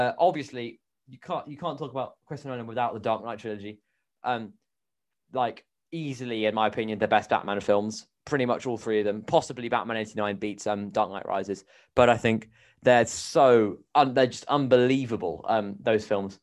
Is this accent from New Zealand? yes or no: yes; New Zealand; I'm a New Zealander myself